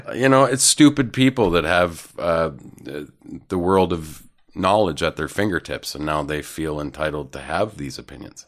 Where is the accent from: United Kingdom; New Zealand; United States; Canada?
Canada; also born or lived in Vancouver; now in Toronto, Canada; as a Canadian comedian